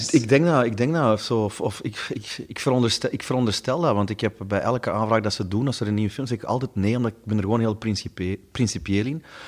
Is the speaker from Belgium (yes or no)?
yes; Stabroek, Flanders, Belgium; er was bij ons in Stabroek hadden ze een, groot warenhuis